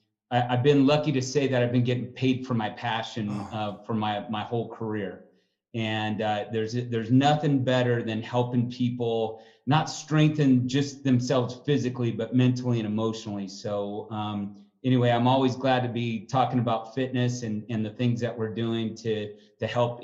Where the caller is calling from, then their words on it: Denver, Colorado, United States; I'm calling in from Denver, Colorado.